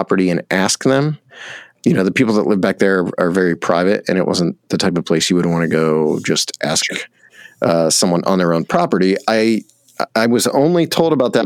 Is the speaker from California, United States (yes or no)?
no; Bolivar, Ohio, United States; the small town I grew up in Northeast Ohio, which is called Bolivar